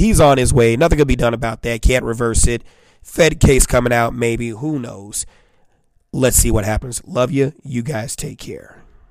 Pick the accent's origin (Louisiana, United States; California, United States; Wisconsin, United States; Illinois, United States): Illinois, United States; Chicago; I'm the boy from Robert Taylor.